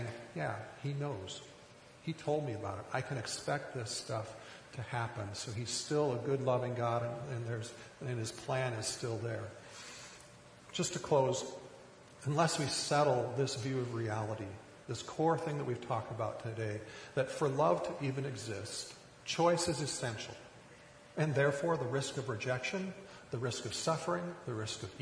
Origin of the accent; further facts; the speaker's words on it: rural Minnesota, United States; I grew up in rural Minnesota.